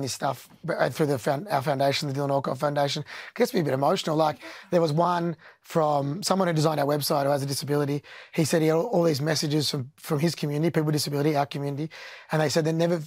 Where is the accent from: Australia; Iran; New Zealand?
Australia; as Australians